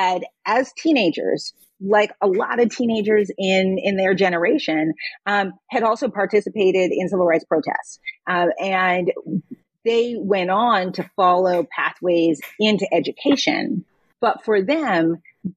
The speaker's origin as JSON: {"language": "English", "town": "Boston", "region": "Massachusetts", "country": "United States", "tie": "born or raised there", "also_born_or_lived": "New York City, United States / India", "moved": "as an adult", "said": "I grew up in Boston, raised by parents who had moved to Boston, but had grown up in North Carolina under Jim Crow."}